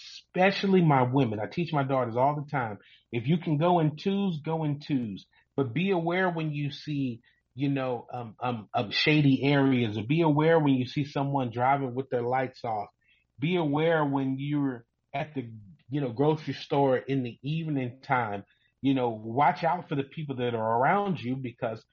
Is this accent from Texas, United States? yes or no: no; Louisville, Kentucky, United States; I grew up in Louisville, Kentucky